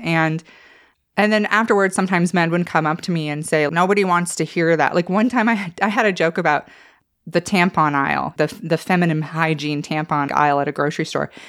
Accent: Idaho, United States; I'm from Idaho

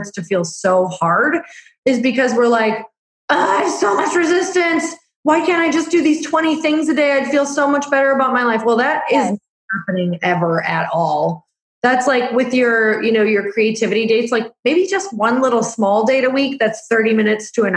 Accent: Midwest, United States; I'm from the Midwest

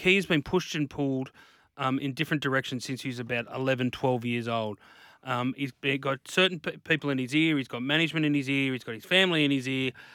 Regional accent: North Coast, New South Wales, Australia; moved away; also born or lived in Hunter Valley; where I grew up, where I grew up on the North Coast

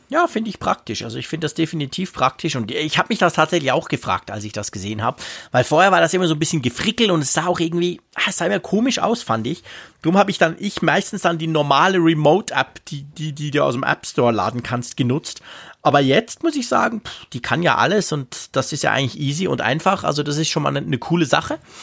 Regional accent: Switzerland; bei uns in der Schweiz

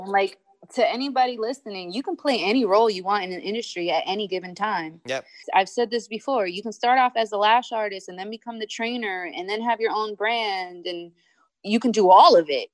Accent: United States; moved away; also born or lived in Italy / London; being an American

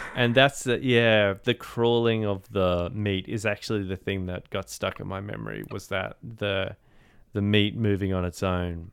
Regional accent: Australia; as an Australian

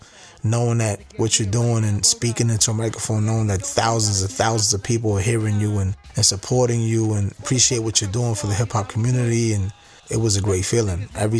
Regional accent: New York City, New York, United States; I was born and raised in the Lower East Side of Manhattan.

